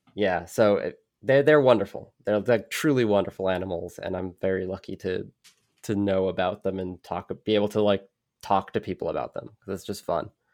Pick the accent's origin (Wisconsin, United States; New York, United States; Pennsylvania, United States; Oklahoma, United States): New York, United States; New York City; I grew up in New York City, not, like, middle of the skyscrapers